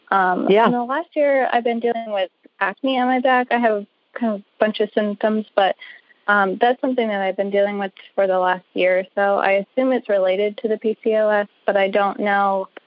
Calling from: Arlington, Virginia, United States; I'm calling from Arlington, Virginia.

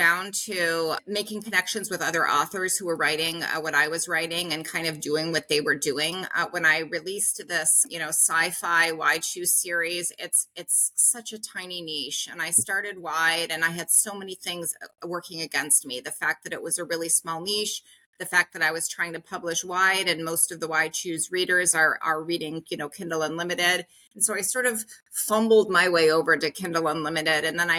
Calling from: Uzbekistan; And, I'm calling from Uzbekistan, you know, into my subscription classes.

